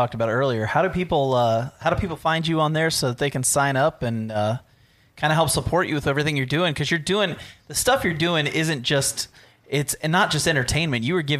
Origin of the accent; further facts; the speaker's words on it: Germany; born there; Oh, by the way, I've hiked all through Europe and I was born in Germany.